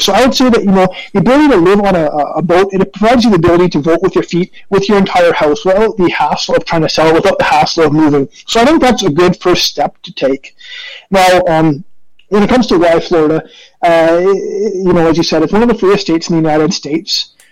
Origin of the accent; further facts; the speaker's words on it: Canada; I am Canadian